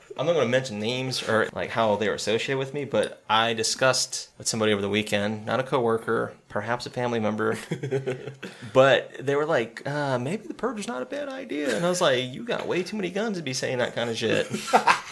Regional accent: the South, United States; growing up in the South

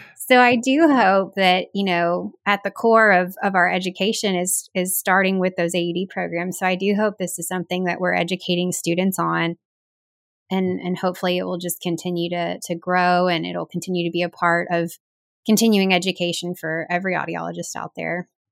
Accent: the South, United States; as a Southerner

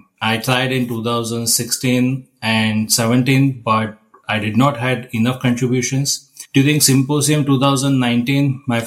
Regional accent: Ahmedabad, Gujarat, India; moved away as an adult; now in Columbus, United States; I'm from Ahmedabad, India. I'm currently in Columbus, Ohio, USA since almost like 5 years

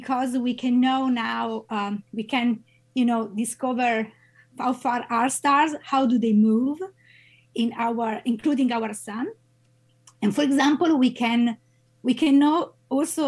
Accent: Italy; moved away as an adult; now in Madison, United States; I'm an Italian-American scientist and located in Madison because I'm associate professor at the University of Wisconsin-Madison. I have a background, I grew up in Italy

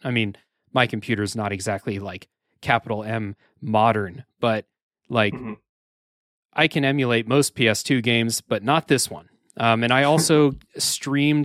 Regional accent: United States; I'm an American

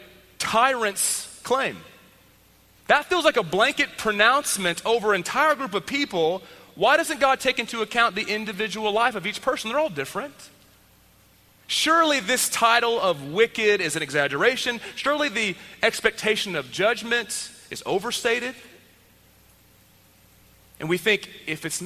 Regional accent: Texas, United States; I grew up in Texas

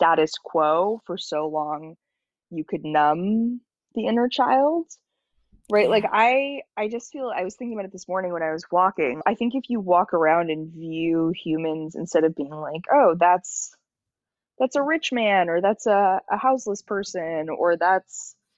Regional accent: Los Angeles, California, United States; I was born in Los Angeles

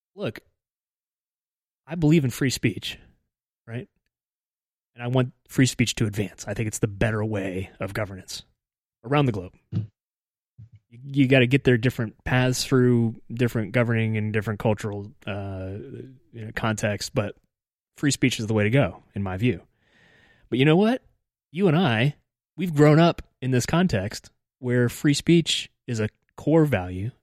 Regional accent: United States; as an American

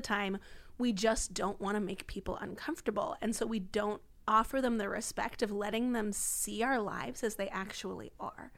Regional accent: D.C., District of Columbia, United States; moved away as an adult; grew up outside D C

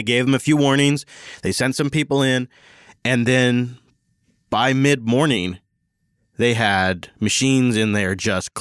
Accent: Seattle, Washington, United States; my hometown of Seattle

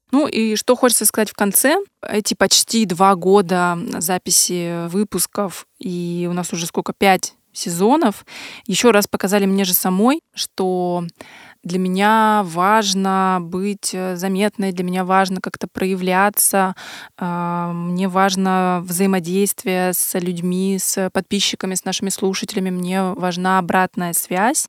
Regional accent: Yaroslavl, Yaroslavl Oblast, Russia; мы обе из Ярославля

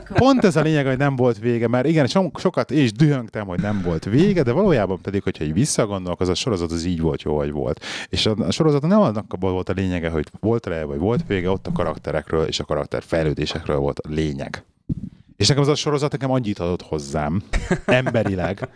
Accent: Budapest, Hungary; moved away as an adult; also born or lived in London; now in Birmingham, United Kingdom; én pesti gyerek vagyok, ott nőttem fel Pesten, 6. kerületbe, belvárosba, 21 éves koromig ott laktam

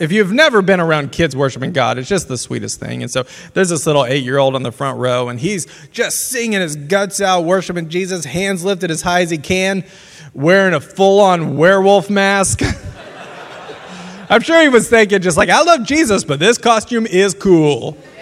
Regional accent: Louisiana, United States; now in Lawrence, United States; I grew up in Louisiana

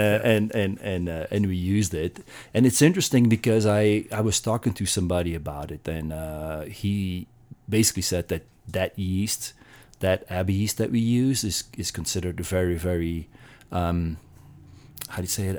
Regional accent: Belgium; moved away; I'm from Belgium.

